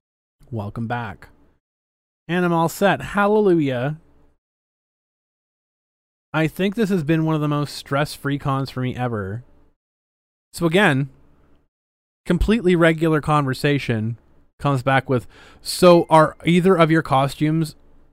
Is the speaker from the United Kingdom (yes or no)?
no; Ireland; I'm Irish. I can drink.